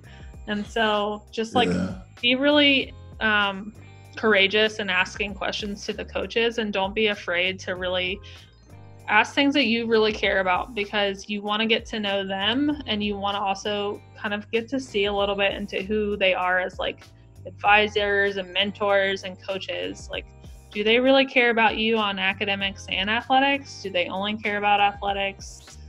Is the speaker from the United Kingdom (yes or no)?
no; the South, United States; And I'm sure you can tell I am from the South. So I was not prepared for that kind of cold. I've never grown up in that kind of cold.